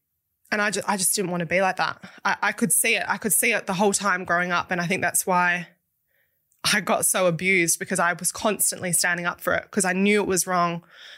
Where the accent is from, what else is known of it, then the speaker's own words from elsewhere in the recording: Dunsborough, Western Australia, Australia; So I was born in Perth, but I grew up in the country, right. Down in a country town called Dunsborough, which is like a surf town.